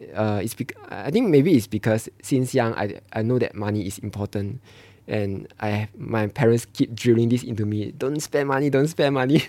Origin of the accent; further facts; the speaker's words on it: Malaysia; moved away as an adult; now in Singapore; I'm from Malaysia